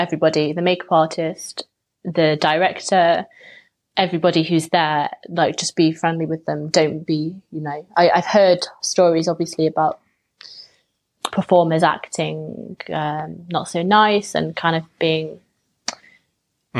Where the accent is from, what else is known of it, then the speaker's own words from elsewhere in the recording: England, United Kingdom; being English